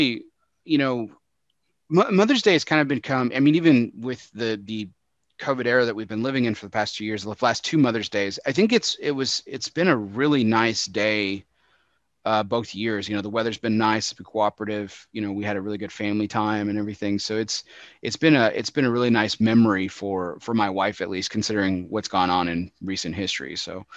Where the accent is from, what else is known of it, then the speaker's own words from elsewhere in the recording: Texas, United States; my home state of Texas